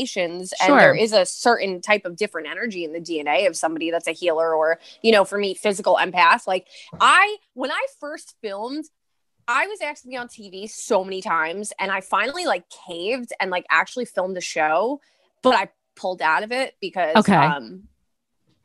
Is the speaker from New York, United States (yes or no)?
yes; New York City, New York, United States; accent: East Coast; I'm from Brooklyn, Staten Island